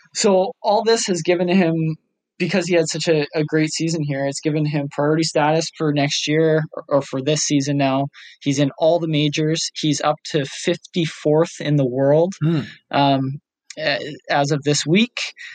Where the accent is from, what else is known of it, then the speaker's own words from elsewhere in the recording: Canada; We are Canadian. Our heritage, however, is Scottish